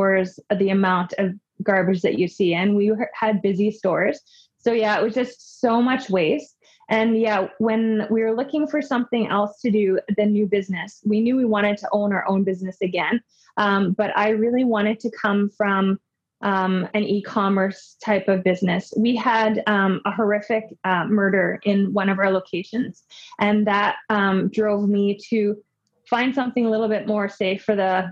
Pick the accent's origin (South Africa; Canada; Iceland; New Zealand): Canada; Winnipeg, Manitoba; I am from Canada. More specifically, I'm from Winnipeg, Manitoba, born and raised